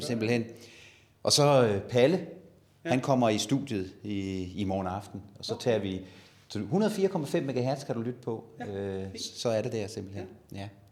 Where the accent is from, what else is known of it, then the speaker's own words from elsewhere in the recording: Ribe, Southern Denmark, Denmark; moved away as an adult; now in Næstved, Denmark; jeg er barnefødt i Ribe